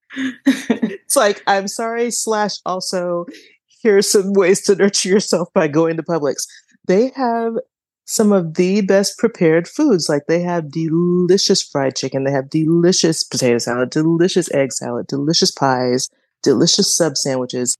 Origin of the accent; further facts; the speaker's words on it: Georgia, United States; I'm from Georgia